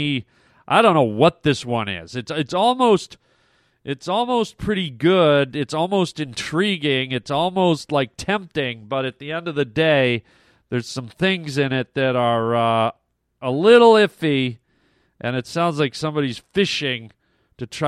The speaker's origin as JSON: {"language": "English", "country": "Canada", "said": "I'm Canadian"}